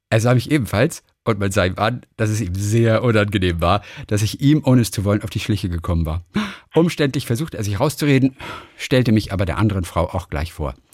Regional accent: Bavaria, Germany; Puerto Rico bis in meine Heimat nach Bayern.

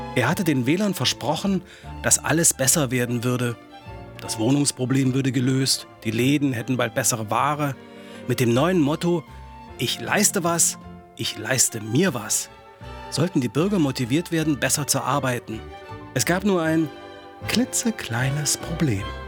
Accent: Halle, Saxony-Anhalt, Germany; 48 und ich bin in Halle an der Saale in der DDR aufgewachsen

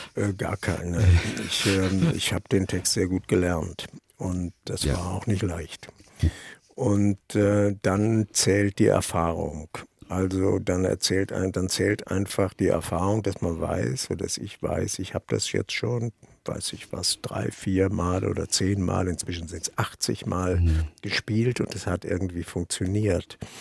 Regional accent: Germany; also born or lived in Vienna / Ireland; als Deutscher

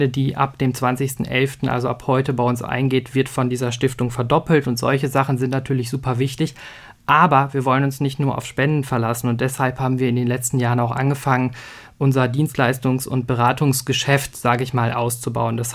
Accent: North Rhine-Westphalia, Germany; Ich bin ja aufgewachsen im Sauerland, im Hochsauerlandkreis.

